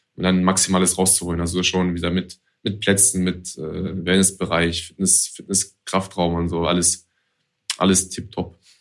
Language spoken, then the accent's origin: German; Hanover, Lower Saxony, Germany; bei uns in Hannover